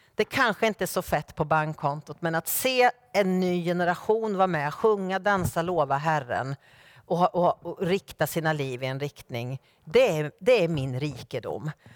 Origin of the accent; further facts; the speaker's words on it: Norrköping, Östergötland, Sweden; min hemförsamling i Norrköping där jag är född och uppvuxen